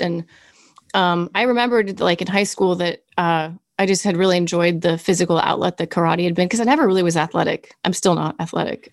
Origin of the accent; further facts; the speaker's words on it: Kansas City, Missouri, United States; also born or lived in Berea, Illinois / New York City / Orange County; I lived in Berea, Illinois, and lived there until okay. I was seven. So Midwest girl, and then moved to Kansas City. And pretty much, I mean, you'd say I'm from Kansas City